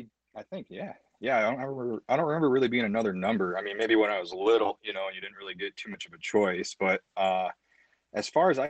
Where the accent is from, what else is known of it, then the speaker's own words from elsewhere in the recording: Adrian, Michigan, United States; We grew up in Adrian. So our whole entire childhood was Adrian.